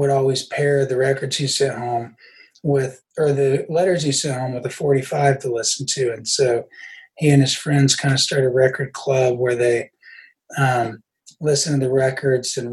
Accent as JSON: {"language": "English", "town": "Huntington", "region": "West Virginia", "country": "United States", "tie": "born or raised there", "moved": "yes", "said": "my hometown's the overdose capital of the world. And my home state, West Virginia"}